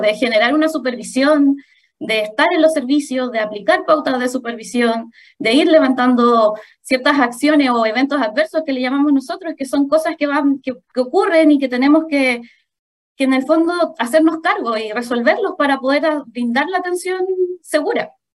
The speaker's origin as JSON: {"language": "Spanish", "town": "Santiago", "region": "Santiago Metropolitan Region", "country": "Chile", "also_born_or_lived": "Maule Region", "moved": "as an adult", "said": "yo soy de Santiago, pero por temas de preferencia personal, empecé a trabajar eh, en la séptima región"}